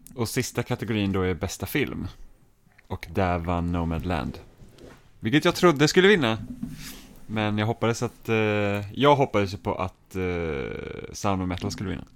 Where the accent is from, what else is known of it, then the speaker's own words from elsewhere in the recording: Finland; jag är finsk